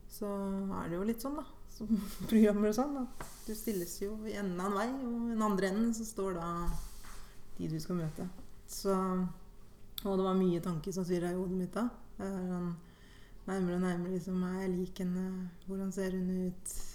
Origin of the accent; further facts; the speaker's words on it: Hedmarken, Innlandet, Norway; also born or lived in Guatemala; fra en liten skissby ehm, til Hedmarken